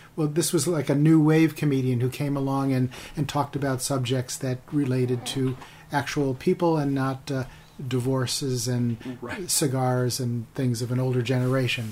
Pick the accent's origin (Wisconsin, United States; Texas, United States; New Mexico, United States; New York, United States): New York, United States; upstate; moved away as an adult; also born or lived in Rochester, New York / Glens Falls, New York / Pennsylvania / San Francisco; I grew up on the East Coast in upstate New York, okay. Rochester, Glens Falls